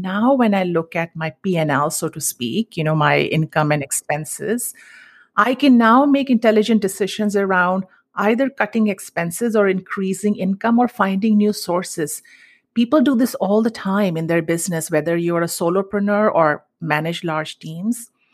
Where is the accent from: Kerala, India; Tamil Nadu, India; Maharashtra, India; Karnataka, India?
Maharashtra, India; Mumbai; moved away as an adult; now in United States; I grew up in Mumbai, and the Indian culture that I grew up in was all about savings